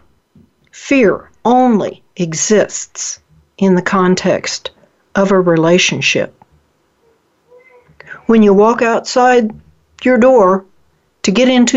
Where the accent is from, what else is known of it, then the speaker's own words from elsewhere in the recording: Oklahoma, United States; moved away; I'm originally from Oklahoma.